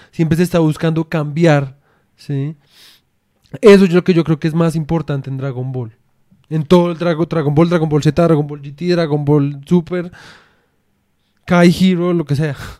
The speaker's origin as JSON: {"language": "Spanish", "country": "Colombia", "said": "nunca vamos a poder ser completamente, digamos en nuestro caso, como puramente colombianos"}